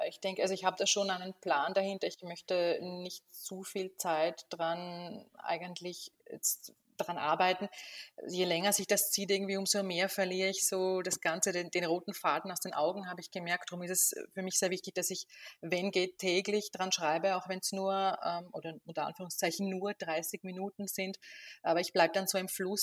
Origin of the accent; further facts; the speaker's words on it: Burgenland, Austria; Ich komme aus Österreich, aus dem Osten, aus dem Burgenland